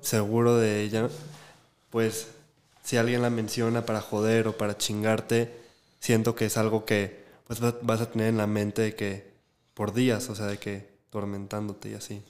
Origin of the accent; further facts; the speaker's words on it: Guadalajara, Jalisco, Mexico; como nosotros crecimos en Guadalajara y aquí